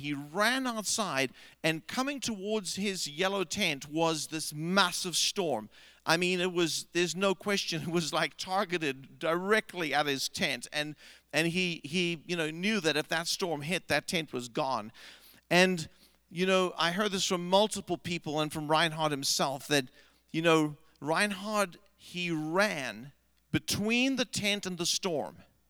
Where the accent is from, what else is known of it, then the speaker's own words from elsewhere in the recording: South Africa; I grew up in South Africa, and we had a high school teacher.